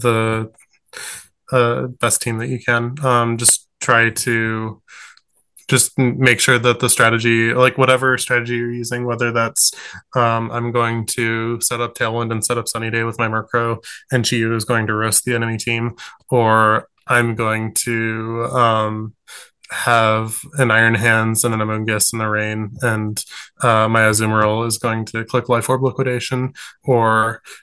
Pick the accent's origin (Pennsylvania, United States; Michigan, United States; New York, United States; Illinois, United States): Michigan, United States; I'm from Michigan